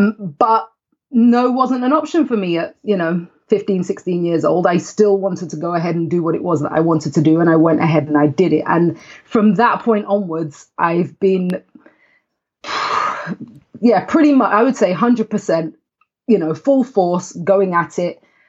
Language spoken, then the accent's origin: English; London, United Kingdom; also born or lived in Huddersfield; And I was born in a small town in the north of England called Huddersfield. And then I moved to the city, to London, with my family when I was 7 years old.